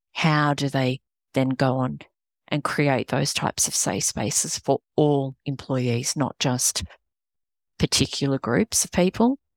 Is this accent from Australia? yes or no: yes; Australia; accent: Australian; moved away as an adult; now in United States; not British, Australian